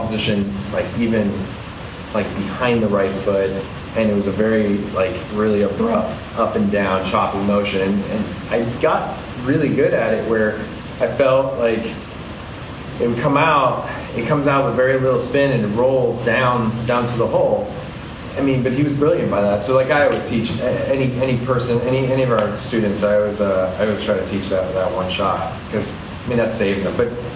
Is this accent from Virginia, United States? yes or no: yes; McLean, Virginia, United States; I grew up in McLean.